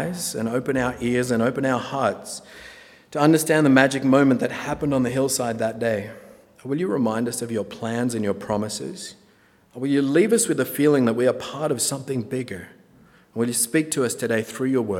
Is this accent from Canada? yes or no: no; Australia; moved away as an adult; now in Napa, United States; I'm from Australia